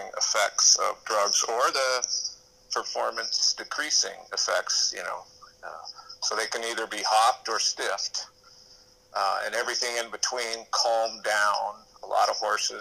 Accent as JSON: {"language": "English", "region": "Montana", "country": "United States", "tie": "born or raised there", "said": "When I was young, I was raised in Montana."}